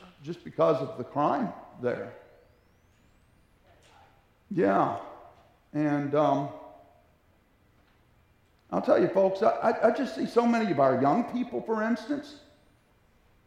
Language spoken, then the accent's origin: English; United States; considering where we've come from as Americans, because we are an American nation